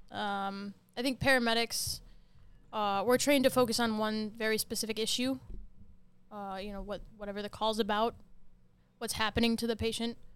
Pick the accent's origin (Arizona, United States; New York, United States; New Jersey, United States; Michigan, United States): Michigan, United States; South Haven; South Haven, Michigan.